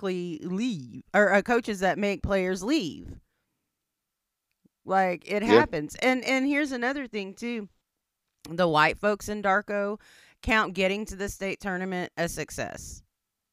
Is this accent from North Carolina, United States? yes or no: no; Anadarko, Oklahoma, United States; born or raised there